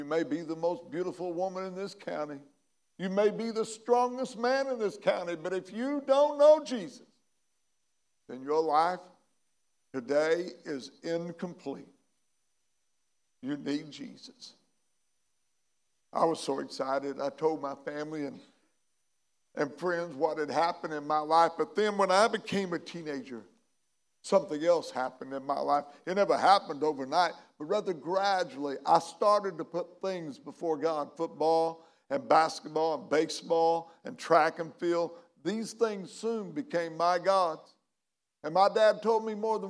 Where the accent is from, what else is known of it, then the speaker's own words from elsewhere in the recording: McLeansboro, Illinois, United States; my hometown, McLeansboro, Illinois